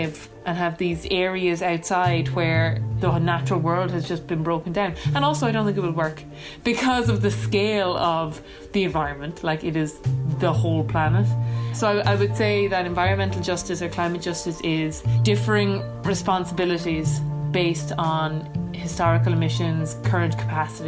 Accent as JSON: {"language": "English", "area": "Achill Island", "region": "Connacht", "country": "Ireland", "said": "I'm an environmentalist from Achill Island"}